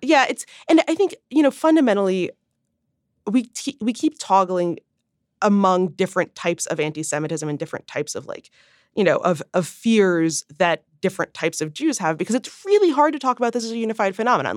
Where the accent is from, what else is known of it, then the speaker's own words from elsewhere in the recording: Midwest, United States; grew up in the Midwest to a father who had ever, you know, who had spent decades in New York as a Jew